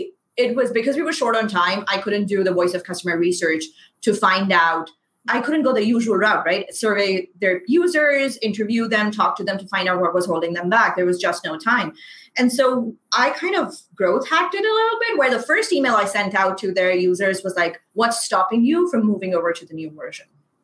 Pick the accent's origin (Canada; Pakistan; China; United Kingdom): Pakistan; first language Urdu; English is a second language; I am brown. I am Pakistani. I am a hijabi.